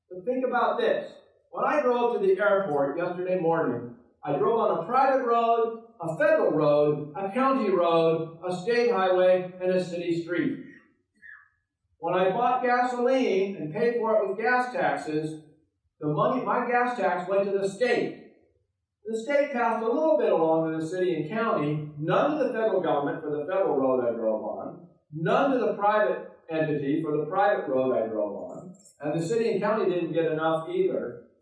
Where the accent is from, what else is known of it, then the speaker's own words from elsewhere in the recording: Oregon, United States; Oregon, my home state